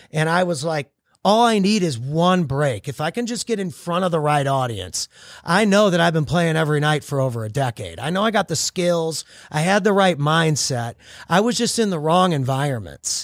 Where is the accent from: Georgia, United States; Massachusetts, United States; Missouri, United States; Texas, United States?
Missouri, United States; St. Louis; I grew up in Saint Louis, Missouri, small town, kinda like a little big town